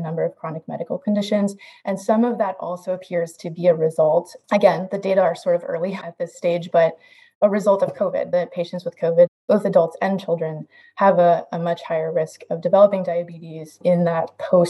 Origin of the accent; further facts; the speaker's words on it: Iowa, United States; I grew up in Iowa